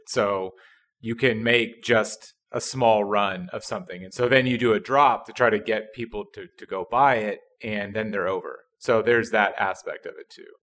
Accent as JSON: {"language": "English", "region": "Midwest", "country": "United States", "said": "I'm from the Midwest, and I am not from a big city."}